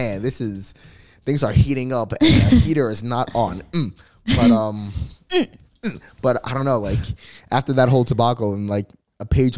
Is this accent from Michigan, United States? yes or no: no; New Jersey, United States; moved away as an adult; now in Los Angeles, United States; I came from New Jersey. Cross the country.